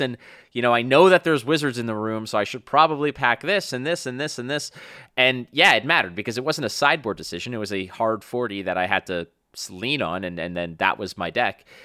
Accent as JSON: {"language": "English", "town": "Montreal", "region": "Quebec", "country": "Canada", "tie": "born or raised there", "moved": "yes", "lives_now": "Toronto, Canada", "said": "my friends that I grew up with back in my hometown of Montreal"}